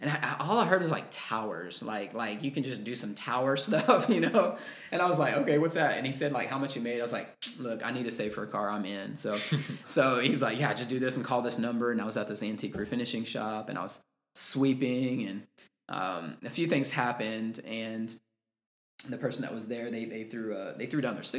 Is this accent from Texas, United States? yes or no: yes; Texas, United States; I'm from Texas